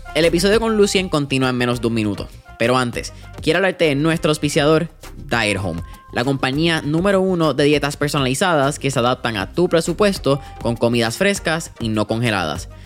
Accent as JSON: {"language": "Spanish", "country": "Puerto Rico", "said": "como puertorriqueños nosotros pasamos un Irma, un María"}